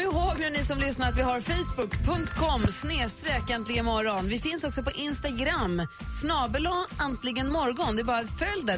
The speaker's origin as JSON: {"language": "Swedish", "town": "Luleå", "region": "Norrbotten County", "country": "Sweden", "tie": "born or raised there", "said": "Vi är ju uppvuxna i Luleå"}